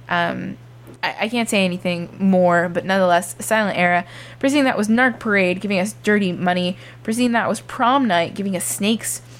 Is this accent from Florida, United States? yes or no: yes; Miami, Florida, United States; I grew up in Miami